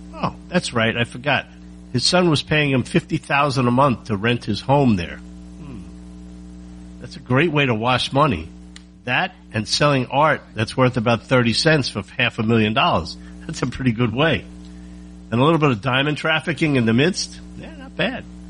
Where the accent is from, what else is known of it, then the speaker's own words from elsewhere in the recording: United States; I'm an American and that's all I know.